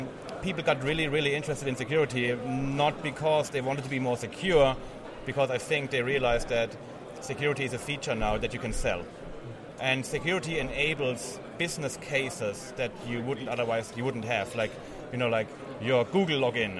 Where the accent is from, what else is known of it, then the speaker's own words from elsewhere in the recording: Germany; I'm from Germany